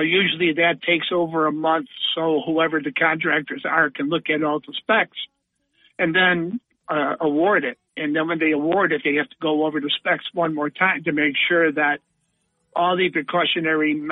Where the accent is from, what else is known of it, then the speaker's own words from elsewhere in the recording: Buffalo, New York, United States; moved away; I'm from Buffalo